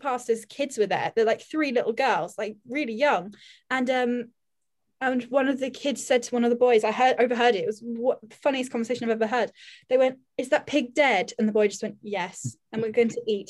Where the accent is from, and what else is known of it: United Kingdom